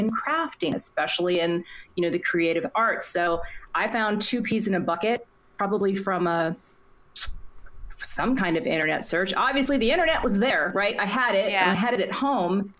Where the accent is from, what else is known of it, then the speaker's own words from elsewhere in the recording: Minnesota, United States; in Minnesota and right next to my hometown.